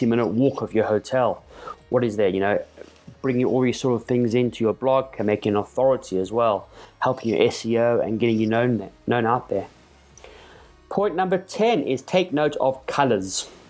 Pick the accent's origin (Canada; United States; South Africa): South Africa; my home country of South Africa